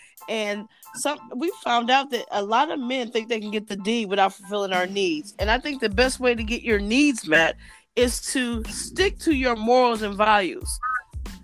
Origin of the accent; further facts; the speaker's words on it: Columbus, Ohio, United States; also born or lived in Cincinnati, Ohio; I was born and raised in Columbus, Ohio as well.